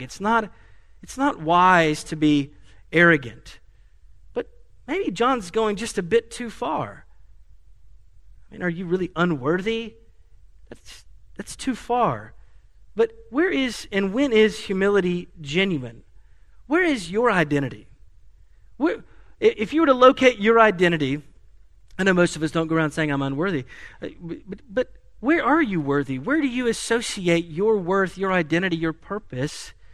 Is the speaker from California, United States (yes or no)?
no; Asheville, North Carolina, United States; moved away; my hometown of Asheville